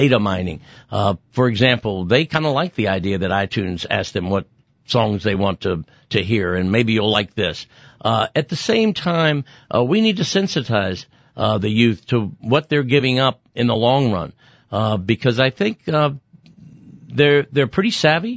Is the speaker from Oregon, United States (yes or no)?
no; San Antonio, Texas, United States; I'm old and from San Antonio